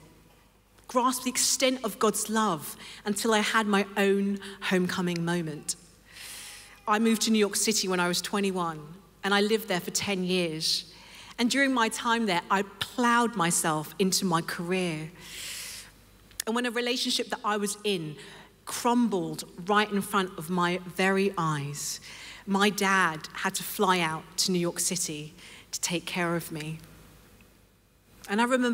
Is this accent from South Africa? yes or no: no; London, United Kingdom; I grew up in London, and I was raised in a Christian home